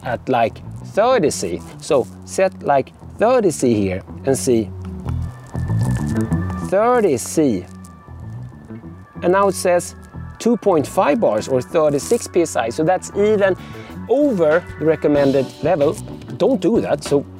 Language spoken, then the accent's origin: English; Sweden; coming from Sweden.